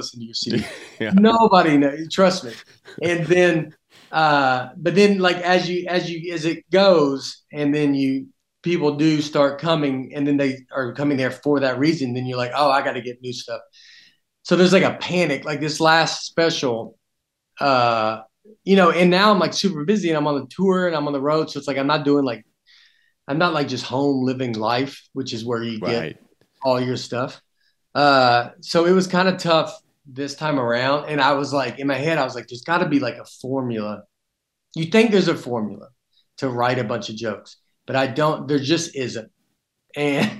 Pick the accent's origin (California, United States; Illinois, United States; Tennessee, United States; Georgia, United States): Tennessee, United States; accent: Southern; also born or lived in New York; I'm from Tennessee